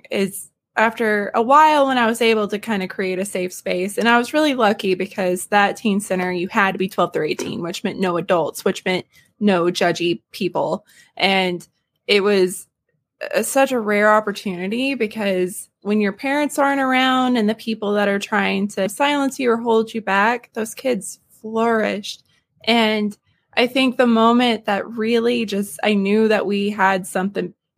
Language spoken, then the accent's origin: English; the South, United States; I'm from the South.